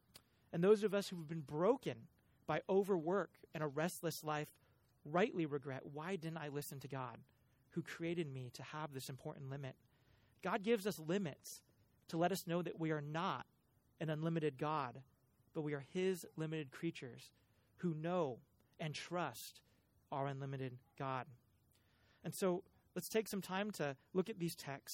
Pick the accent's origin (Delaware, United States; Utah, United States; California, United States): California, United States; Cupertino; I am a child of the Bay Area. I grew up in Cupertino